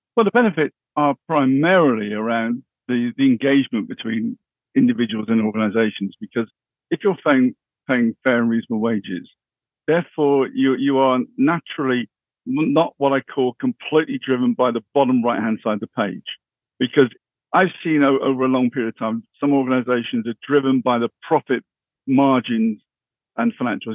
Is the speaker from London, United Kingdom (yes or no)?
no; Bristol, South West England, United Kingdom; I originally come from the west of England. Bristol was my, my hometown.